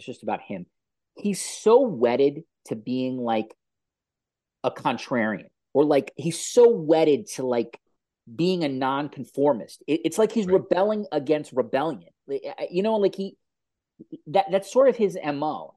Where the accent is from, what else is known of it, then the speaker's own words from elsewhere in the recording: New York, United States; as a New Yorker